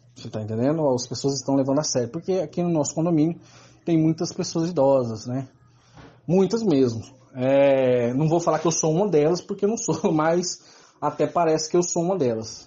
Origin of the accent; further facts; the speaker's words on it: Salvador, Bahia, Brazil; sou de Salvador